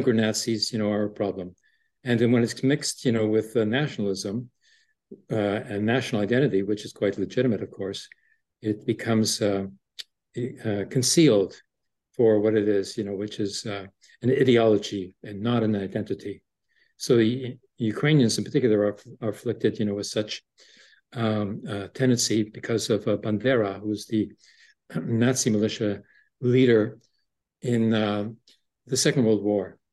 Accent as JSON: {"language": "English", "town": "Toronto", "region": "Ontario", "country": "Canada", "tie": "born or raised there", "also_born_or_lived": "Breslau, Germany", "said": "I was raised in Toronto, although I was conceived in a refugee camp in Breslau, Germany, after the war"}